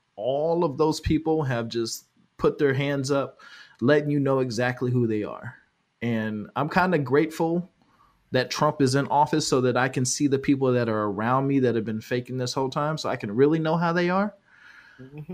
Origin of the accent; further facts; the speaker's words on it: California, United States; now in Georgia, United States; I'm from California